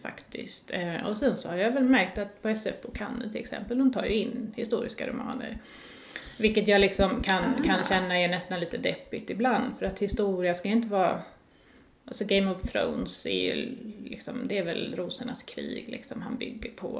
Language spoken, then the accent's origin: Swedish; Lund, Skåne, Sweden; Jag kom ju från Lund